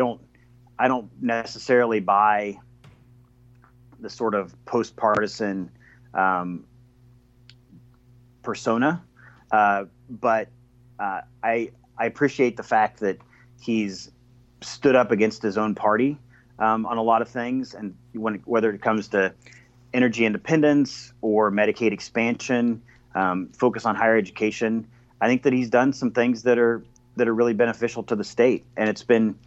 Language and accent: English; Iowa, United States; when I was growing up in Iowa